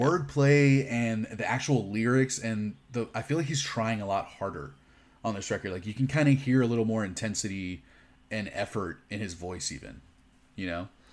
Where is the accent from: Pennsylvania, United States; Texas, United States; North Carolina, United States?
Texas, United States; Houston; I grew up in Houston